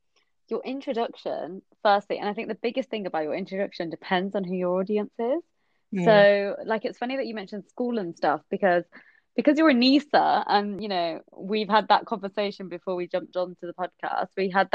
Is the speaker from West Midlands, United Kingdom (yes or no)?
yes; West Bromwich, West Midlands, United Kingdom; accent: Black Country; to be honest, I did used to have a really thick Black Country accent. But I'm 26, and yeah, I'm from West Brom.